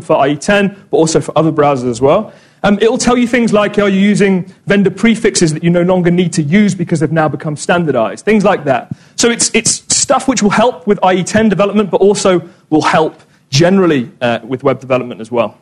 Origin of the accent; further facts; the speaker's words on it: Corby, East Midlands, United Kingdom; moved away; I'm actually from Corby